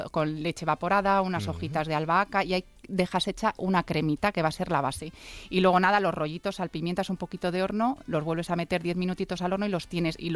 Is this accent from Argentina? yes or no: no; Cuenca, Castilla-La Mancha, Spain; soy de Cuenca.